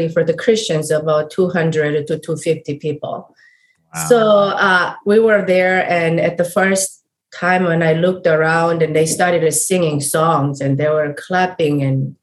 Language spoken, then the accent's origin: English; South Korea; moved away; I'm coming from South Korea, completely opposite side of the world, and I grew up in a Buddhist family